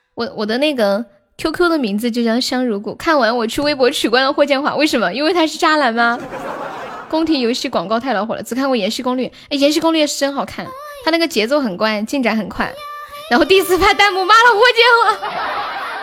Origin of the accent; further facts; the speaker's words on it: Nanchong, Sichuan, China; 我是南充的